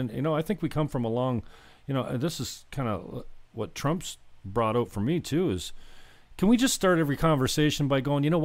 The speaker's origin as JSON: {"language": "English", "town": "St. Catharines", "region": "Ontario", "country": "Canada", "tie": "born or raised there", "said": "I'm in a place called St. Catharines, Ontario, Port Dalhousie specifically"}